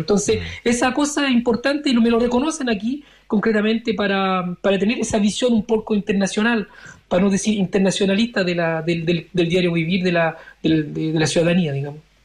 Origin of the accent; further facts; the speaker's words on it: France; also born or lived in Valparaíso, Chile; yo nací en el 74, llegué a Francia en el 78